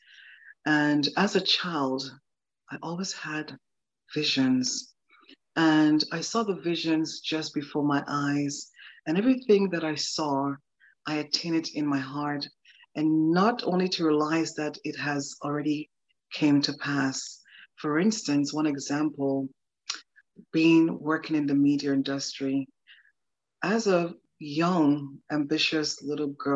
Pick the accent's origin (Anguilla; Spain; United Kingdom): Anguilla; I was raised and born in a beautiful, tiny island in the Caribbean. It's a British colony.